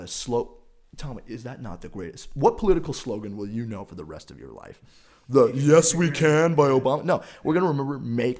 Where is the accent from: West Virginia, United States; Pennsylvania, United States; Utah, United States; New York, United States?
Utah, United States; No, we're from Utah.